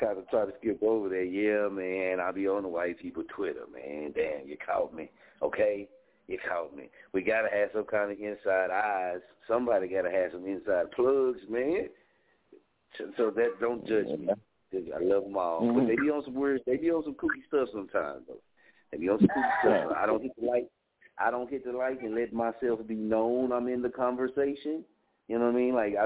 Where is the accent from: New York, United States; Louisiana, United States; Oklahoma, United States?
Oklahoma, United States; I'm from Oklahoma